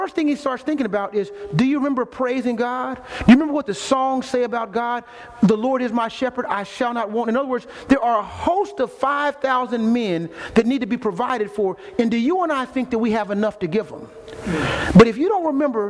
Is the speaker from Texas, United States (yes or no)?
yes; Austin, Texas, United States; moved away; I'm from Austin, Texas originally